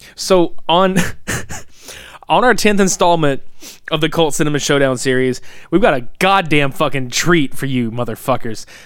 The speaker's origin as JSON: {"language": "English", "region": "the South", "country": "United States", "said": "we're from the South"}